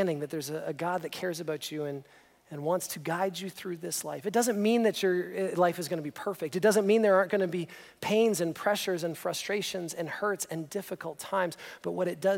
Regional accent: just outside of Toronto, Ontario, Canada; we grew up just outside of Toronto

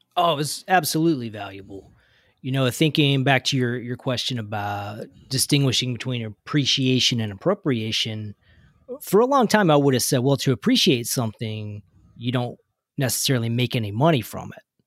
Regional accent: Kentucky, United States; I was growing up in Kentucky

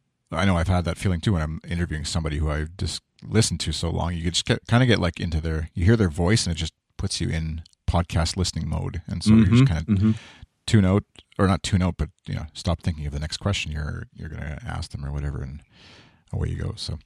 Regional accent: Canada; being Canadian and CBC listener

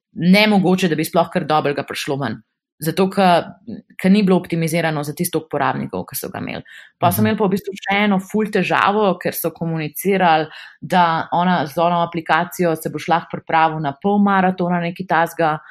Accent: Slovenia; also born or lived in Amsterdam, Netherlands / Belgium; smo Slovenci tako kar um, zelo proaktivni

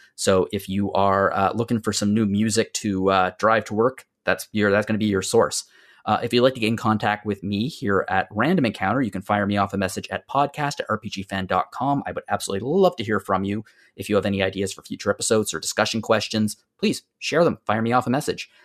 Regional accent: Canadian Maritimes, Canada; as a Canadian maritimer

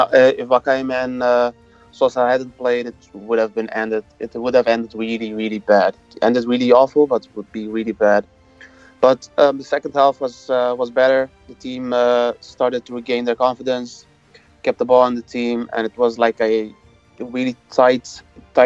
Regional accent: Rotterdam, South Holland, Netherlands; I'm from Rotterdam also, and also a Feyenoord fan

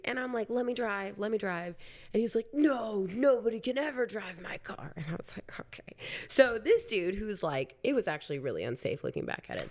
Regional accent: Council Bluffs, Iowa, United States; moved away as an adult; I was from Council Bluffs

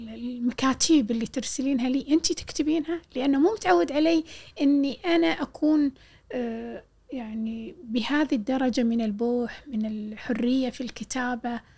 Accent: Jahra, Al Jahra Governorate, Kuwait; قلت له من الجارة

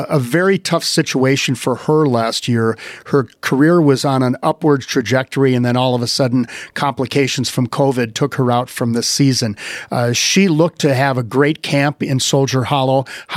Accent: Wisconsin, United States; my home state of Wisconsin

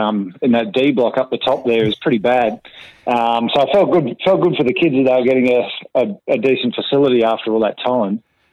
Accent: Ipswich, Queensland, Australia; She was an elderly lady that was one of the oldest residents in the area we're from, in mm-hmm. Flinders View.

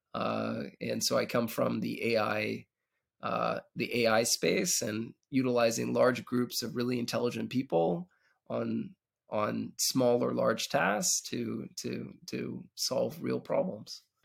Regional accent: Canada; moved away as an adult; now in Israel; I'm originally actually from Canada, and, uh, moved out to Israel about a dec-, decade ago

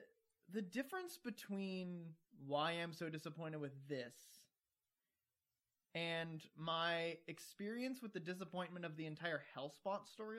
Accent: Georgia, United States; I've gone from Southern to Midwestern, and I grew up in Georgia.

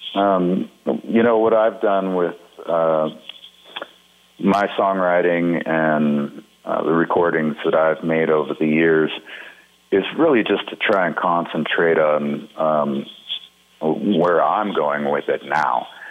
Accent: Montana, United States; When I was growing up in Montana

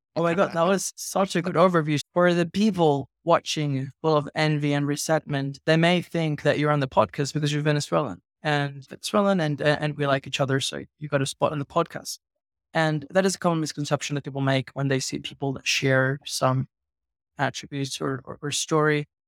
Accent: Venezuela; I'm from Venezuela.

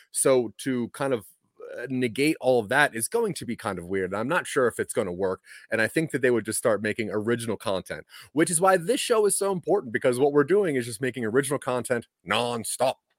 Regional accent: Delaware, United States; I'm from Delaware

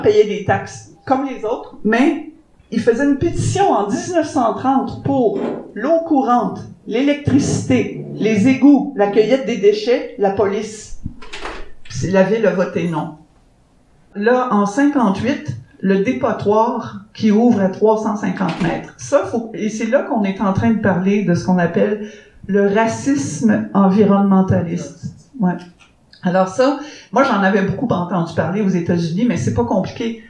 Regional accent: Canada; en tant que Canadienne

